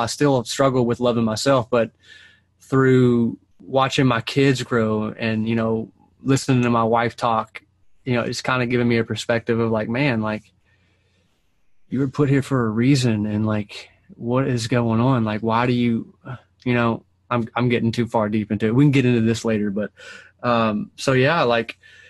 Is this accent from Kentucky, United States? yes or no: yes; Owensboro, Kentucky, United States; moved away; I was born and raised in Owensboro, Kentucky